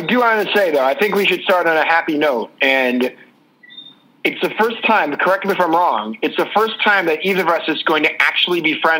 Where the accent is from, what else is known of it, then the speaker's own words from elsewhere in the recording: East Coast, United States; I'm from the East Coast.